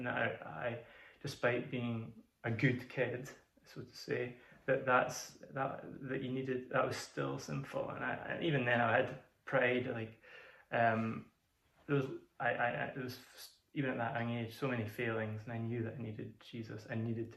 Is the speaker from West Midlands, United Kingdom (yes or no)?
no; Peterhead, Scotland, United Kingdom; also born or lived in Zambia / Glasgow; I was born in Scotland, spent a little time in Zambia, as my dad was a minister, a missionary there, in a church, and then moved to Peterhead when I was 10, after being in Glasgow for a little bit as well